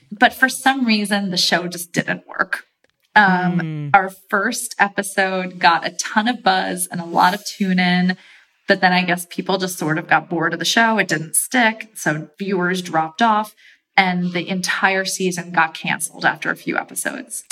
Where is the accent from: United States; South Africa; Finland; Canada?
United States; upstate New York; I grew up in upstate New York.